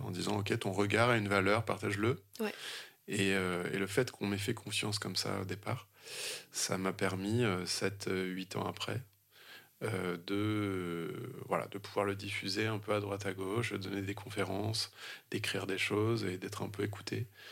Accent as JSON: {"language": "French", "town": "Vannes", "region": "Brittany", "country": "France", "said": "chez moi en Bretagne, à Vannes, sur le golfe du Morbihan"}